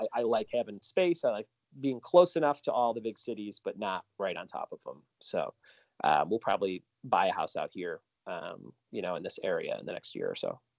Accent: Chicago, Illinois, United States; moved away; I'm originally from Chicago, so I do a lot of shows back there from time to time

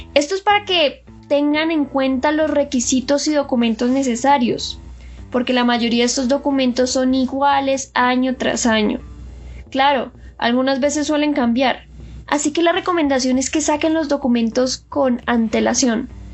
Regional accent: Colombia; moved away as an adult; now in South Korea; yo que soy de Colombia

